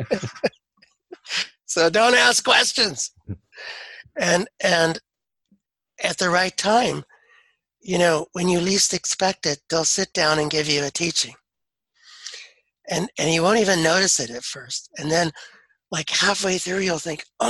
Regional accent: United States; growing up in the Cherokee culture

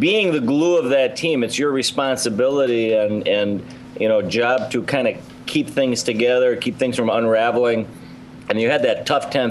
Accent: Wisconsin, United States; we're both from Wisconsin.

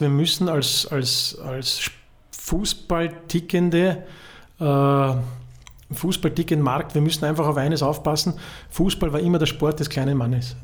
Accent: Vienna, Austria; now in Vorarlberg, Austria; für mich als Wiener

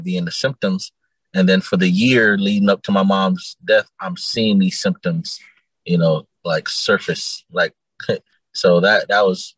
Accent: Immokalee, Florida, United States; also born or lived in Naples, Florida; I was born in Naples, Florida, but I grew up in a town called Immokalee

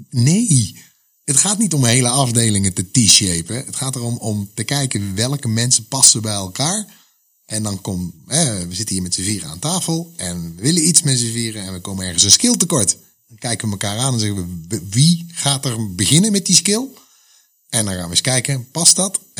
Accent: Netherlands; wij zijn Nederlanders

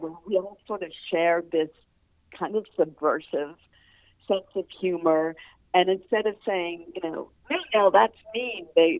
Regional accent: East Coast, United States; I think, again, growing up on the East Coast, I didn't even know people wrote for TV.

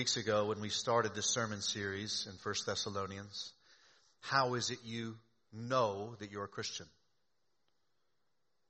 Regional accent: the South, United States; moved away; I grew up in the South.

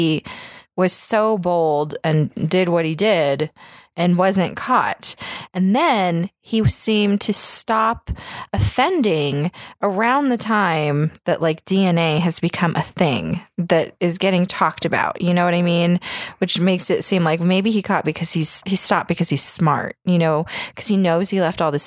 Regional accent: Sacramento, California, United States; it was where I grew up. I grew up in Sacramento. That's where I'm fucking from

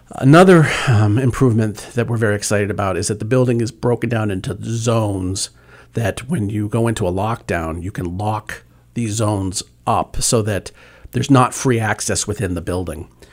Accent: Worcester, Massachusetts, United States; also born or lived in Medfield, Massachusetts / Attleboro, Massachusetts; I, uh, was, uh, born and raised in Worcester, Massachusetts. Uh, my family moved to Medfield, uh, for secondary school

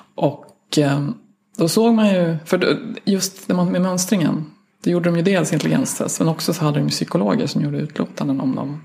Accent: Sweden; jag är svensk vetenskapsjournalist

